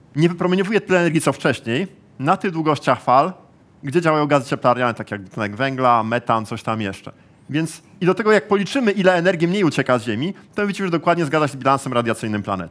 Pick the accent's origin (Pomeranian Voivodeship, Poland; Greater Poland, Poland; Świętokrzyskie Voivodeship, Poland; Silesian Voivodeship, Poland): Pomeranian Voivodeship, Poland; Gdańsk; jestem z Gdańska